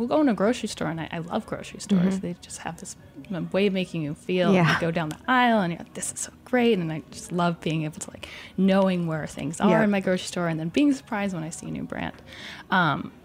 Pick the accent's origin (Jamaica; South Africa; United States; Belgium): United States; Chicago, Illinois; I'm from Chicago originally